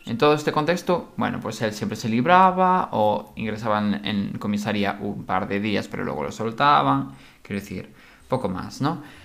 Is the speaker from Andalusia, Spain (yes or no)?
no; Galicia, Spain; nosotros somos gallegos